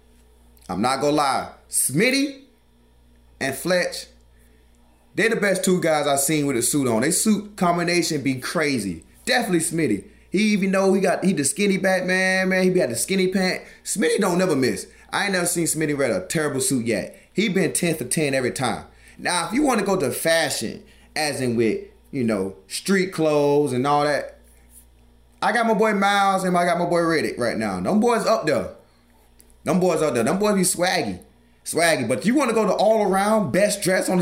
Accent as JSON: {"language": "English", "region": "the South", "country": "United States", "said": "I'm from the South. I don't do the cold."}